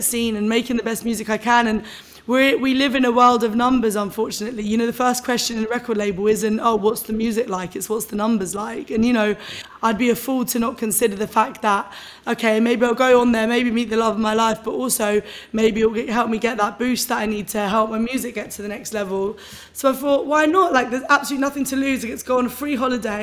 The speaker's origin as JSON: {"language": "English", "region": "London", "country": "United Kingdom", "tie": "born or raised there", "said": "I was born and raised in London"}